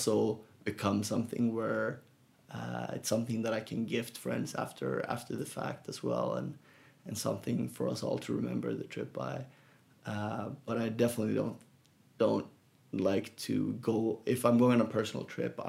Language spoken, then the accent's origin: English; Gothenburg, Västra Götaland, Sweden; now in San Francisco, United States; growing up in Sweden in Gothenburg